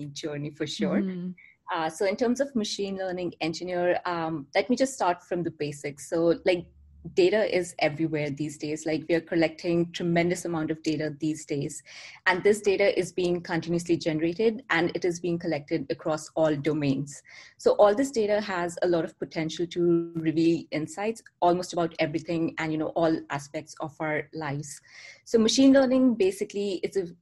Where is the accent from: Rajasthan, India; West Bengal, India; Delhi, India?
Delhi, India; moved away as an adult; also born or lived in New York, United States; now in Vancouver, Canada; I was born and brought up in Delhi, India, and I moved to Canada almost 3 years ago. I'm currently living in Vancouver